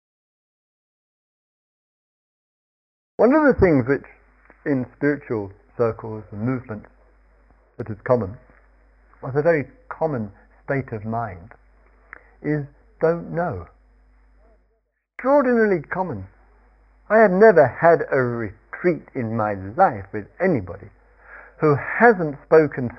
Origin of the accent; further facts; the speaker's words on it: Surrey, South East England, United Kingdom; I come from Surrey